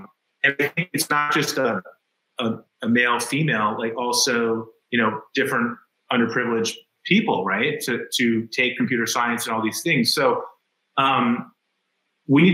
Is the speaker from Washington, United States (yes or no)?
no; Greenwich, Connecticut, United States; We grew up in Greenwich privilege